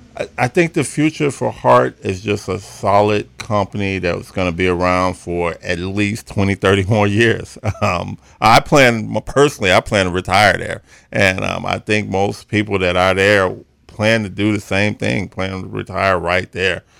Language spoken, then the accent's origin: English; Chicago, Illinois, United States; I was born and raised in Chicago